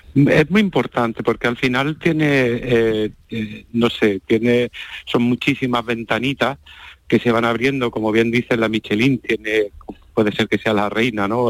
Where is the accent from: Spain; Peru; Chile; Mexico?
Spain; Jaén, Andalusia